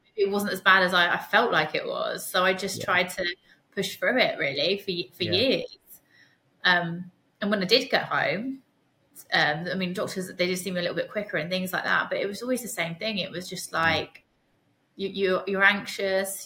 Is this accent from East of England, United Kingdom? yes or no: yes; Suffolk, East of England, United Kingdom; also born or lived in Hull; I'm from Suffolk